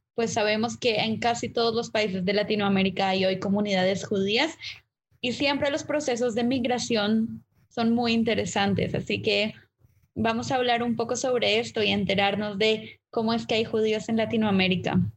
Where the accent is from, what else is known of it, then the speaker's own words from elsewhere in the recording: Colombia; yo nací en Colombia como tercera generación nacida en Colombia.